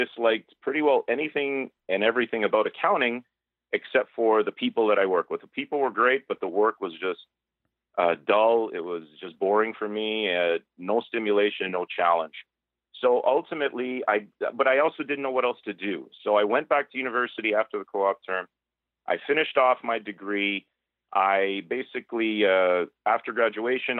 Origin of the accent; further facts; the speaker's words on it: Toronto, Ontario, Canada; also born or lived in Markham / Mississauga / Oakville; I'm born and raised in Toronto, lived around suburbs of Toronto, Markham, Mississauga, Oakville, my whole life